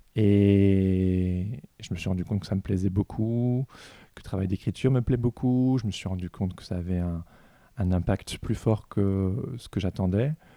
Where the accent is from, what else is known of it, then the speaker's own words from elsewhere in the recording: Belgium; je suis belge aussi